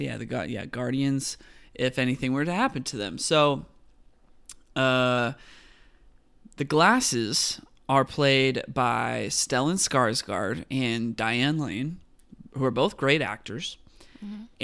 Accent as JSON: {"language": "English", "region": "California", "country": "United States", "said": "I'm from California"}